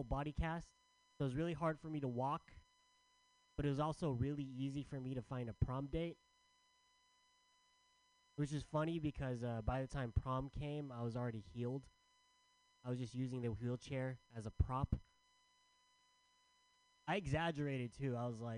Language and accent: English; San Diego, California, United States; I'm from San Diego. Not sure you guys know what it's like to live in San Diego, but it's hot as balls all the time